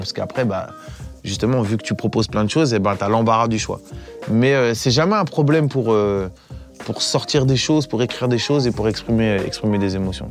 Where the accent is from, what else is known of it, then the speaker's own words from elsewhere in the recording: Évry, Île-de-France, France; je viens d'Evry à la base